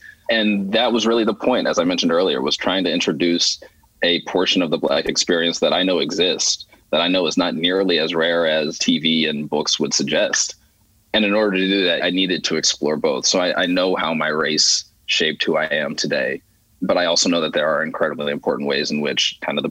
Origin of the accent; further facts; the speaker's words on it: Philadelphia, Pennsylvania, United States; I grew up in Philly in predominantly white neighborhoods